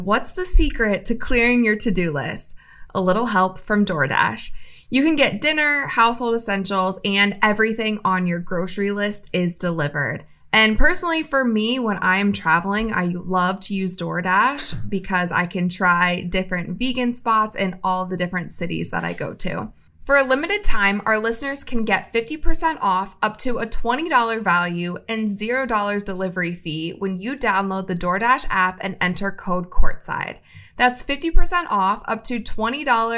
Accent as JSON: {"language": "English", "town": "Akron", "region": "Ohio", "country": "United States", "said": "I'm from Akron, Ohio"}